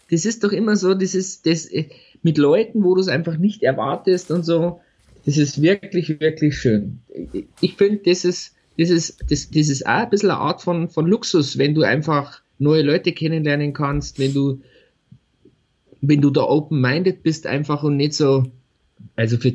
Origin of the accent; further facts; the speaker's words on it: Altötting, Bavaria, Germany; Ich komme aus Altötting.